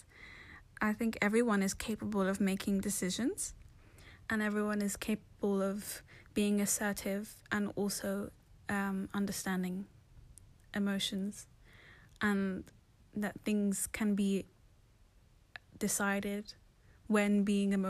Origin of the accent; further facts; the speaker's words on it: London, United Kingdom; I was born in London, but my parents are from Somalia, so I'm Somali.